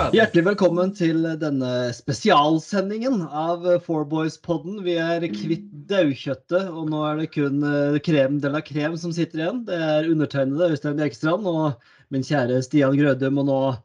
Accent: Norway; som nordmann

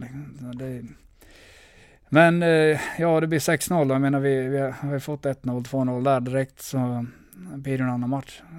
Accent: Örnsköldsvik, Västernorrland County, Sweden; moved away; also born or lived in Leksand / Skellefteå; Jag är glad att jag kommer från Övik

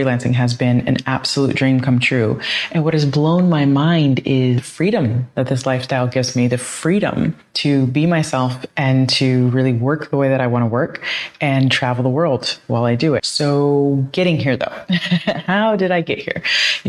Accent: Columbus, Ohio, United States; moved away as an adult; also born or lived in Toledo, Ohio / Florida; now in Buenos Aires, Argentina; I grew up in Columbus, Ohio, went to the University of Toledo

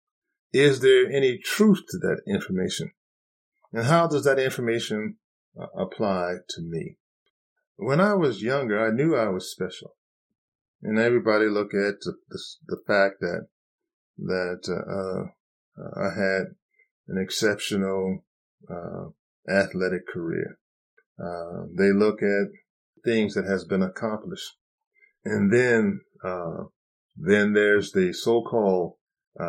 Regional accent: United States; being a black man growing up in America

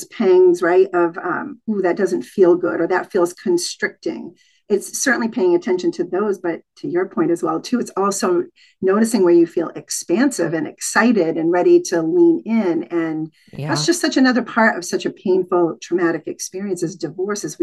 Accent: New England, United States; I grew up in New England

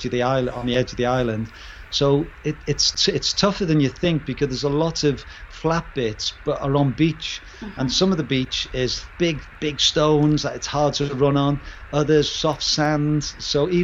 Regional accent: Liverpool, North West England, United Kingdom; moved away; I'm from Liverpool originally

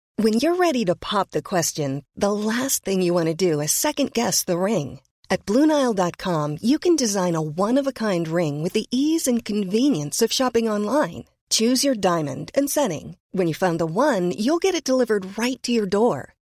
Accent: Birmingham, West Midlands, United Kingdom; I was born in Birmingham not Birmingham, oh. Alabama, Birmingham and the West Midlands in the UK

